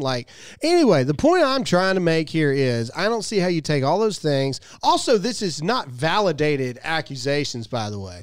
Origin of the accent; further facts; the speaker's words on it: Mississippi, United States; I'm from Mississippi